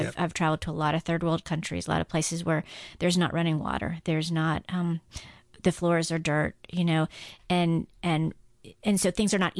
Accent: Guam; I grew up on Guam.

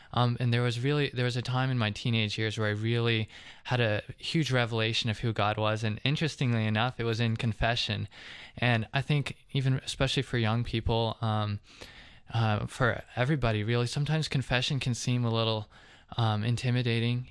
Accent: Covington, Georgia, United States; I'm from actually the Atlanta area. I'm South Atlantic, Covington

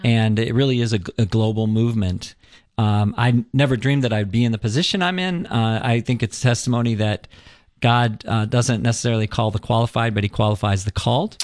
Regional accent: Northeastern Ohio, United States; moved away as an adult; also born or lived in Alabama; I grew up in Northeastern Ohio in a very Catholic area

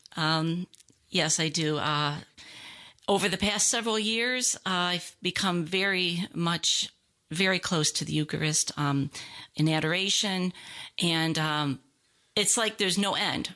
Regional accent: Ohio, United States; moved away as an adult; now in Lawrenceville, United States; Um, I'm a cradle Catholic, born there and lived there until two thousand seven

